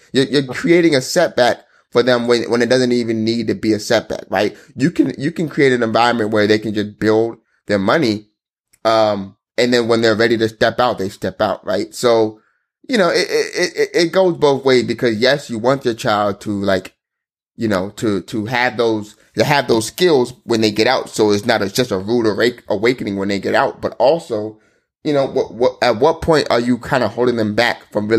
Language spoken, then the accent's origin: English; Nigeria; I know I'm Nigerian, right?